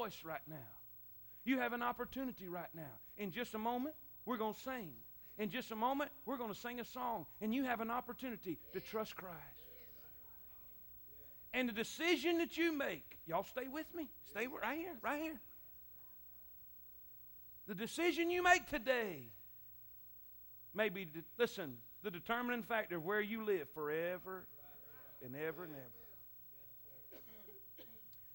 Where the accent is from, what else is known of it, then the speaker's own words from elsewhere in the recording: Florida, United States; moved away; I'm from Florida